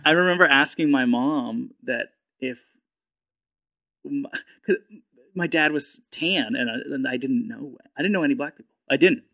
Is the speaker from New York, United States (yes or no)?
no; New Hampshire, United States; moved away as an adult; also born or lived in Manchester, New Hampshire; now in Austin, United States; I grew up in New Hampshire